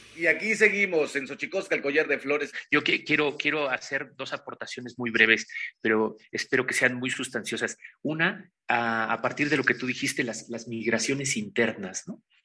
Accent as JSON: {"language": "Spanish", "town": "Pahuatlán", "region": "Puebla", "country": "Mexico", "tie": "born or raised there", "also_born_or_lived": "Mexico City / Barcelona", "moved": "yes", "said": "vengo de la Sierra Norte del Estado de Puebla, de Pahuatlán, Puebla, el lugar donde está enterrado mi ombligo"}